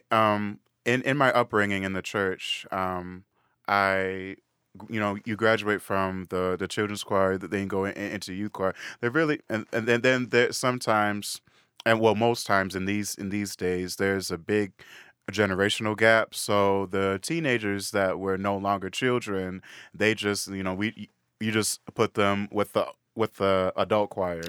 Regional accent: Woodbury, Minnesota, United States; also born or lived in Saint Paul; I grew up in Woodbury, which is a suburb of, of Saint Paul

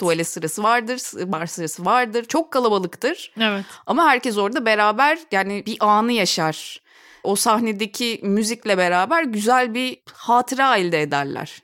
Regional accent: Ankara, Turkey; moved away as an adult; also born or lived in Istanbul; Ankaralıyım Ankara'da. Üniversiteyi de Ankara'da okudum

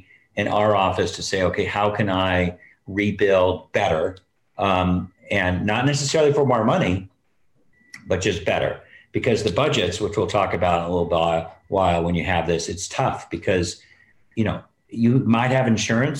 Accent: San Fernando Valley, California, United States; when I grew up as a kid growing up in the San Fernando Valley

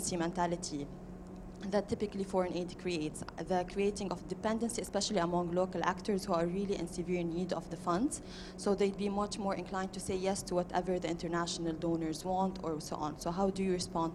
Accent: Lebanon; moved away; I'm from Lebanon

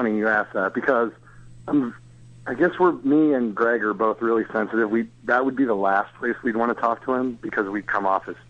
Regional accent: Philadelphia, Pennsylvania, United States; No, I'm from Philadelphia

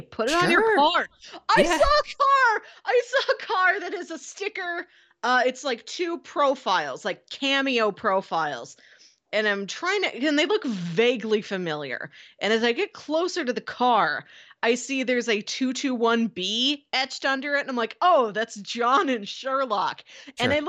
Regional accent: Florissant, Missouri, United States; the sticker I would have, you know, to celebrate my hometown of Florissant would just say floor.

